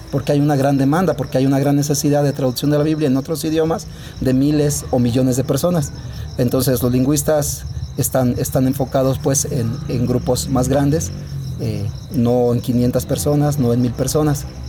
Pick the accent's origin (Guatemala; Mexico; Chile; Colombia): Mexico; León, Guanajuato; soy originario aquí del municipio de León. Eh, estuvimos, eh, estuve aquí pues como hasta los 17 años